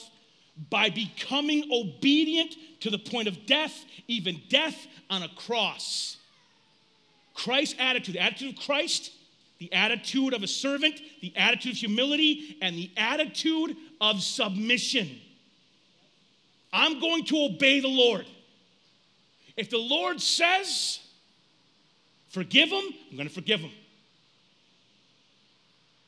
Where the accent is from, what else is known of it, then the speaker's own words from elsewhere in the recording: United States; As Americans, we are a self-centered group of people